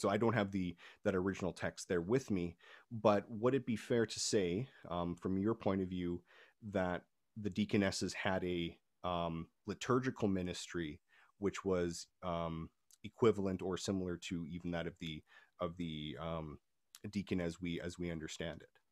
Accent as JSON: {"language": "English", "country": "Canada", "said": "I'm from Canada"}